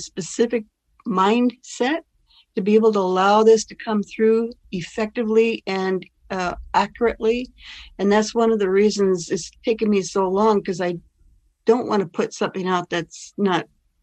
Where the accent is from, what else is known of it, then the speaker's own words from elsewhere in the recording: Olympia, Washington, United States; Olympia is my hometown